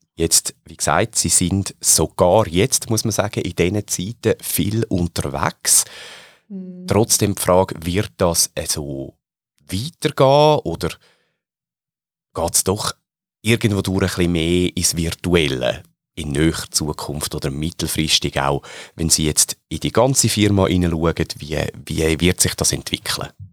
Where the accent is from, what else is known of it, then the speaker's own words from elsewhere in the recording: Switzerland; die Schweizer ähm, Mentalität, jetzt auch sehr positiv gemeint, oder mhm. teilweise auch mit unseren kleinen Macken, die wir ja durchaus haben in unserem Land